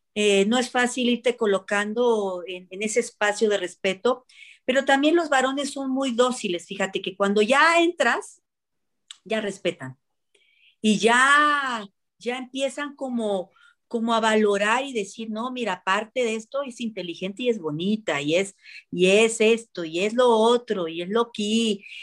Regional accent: Puerto Vallarta, Jalisco, Mexico; moved away; also born or lived in Central America; yo que venía de, en aquel entonces venía de Jalisco, yo soy de Jalisco, y venía yo de Puerto Vallarta

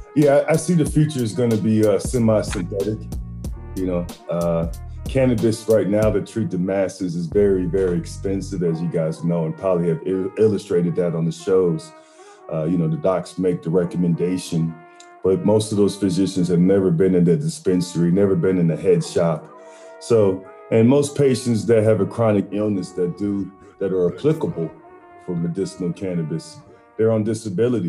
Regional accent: New Jersey, United States; that's where I was born at in Jersey.

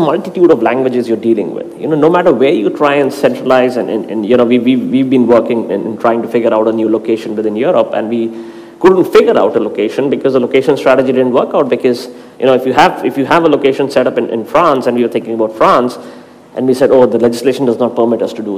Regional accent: India; I'm from India

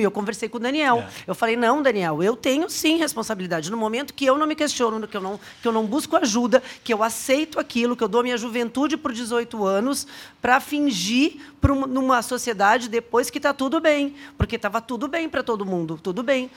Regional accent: Porto Alegre, Rio Grande do Sul, Brazil; moved away; eu sou gaúcha. Eu sou gaúcha, nasci em Porto Alegre

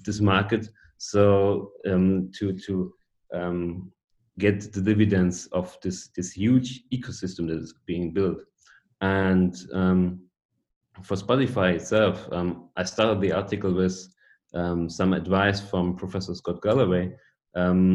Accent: Germany; I'm a product owner from Germany

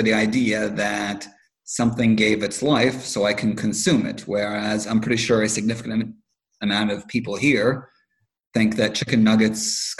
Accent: Lebanon; One of the downsides of growing up in Lebanon during the summer is that, well, you were mentioning your grandfather.

